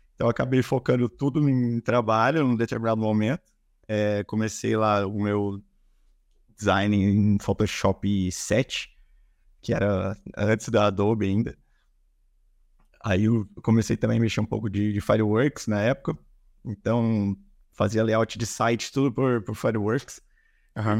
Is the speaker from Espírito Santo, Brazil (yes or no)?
no; Campinas, São Paulo, Brazil; com 19 eu trabalhei no e-commerce aqui na minha cidade, sou de Campinas